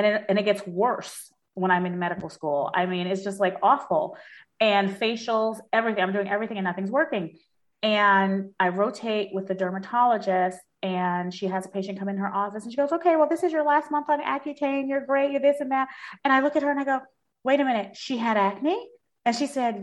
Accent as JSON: {"language": "English", "town": "New York City", "region": "New York", "country": "United States", "tie": "born or raised there", "also_born_or_lived": "Washington, D.C.", "moved": "as an adult", "said": "I grew up in Brooklyn, so there's a bodega on every corner"}